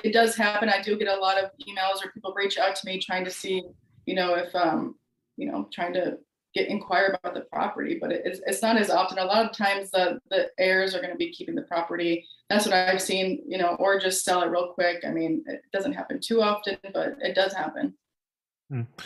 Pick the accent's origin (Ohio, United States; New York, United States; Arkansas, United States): New York, United States; Buffalo; moved away as an adult; also born or lived in Florida; now in Houston, United States; I am originally from Buffalo, New York, upstate New York, um, and I moved down to Florida where I went to law school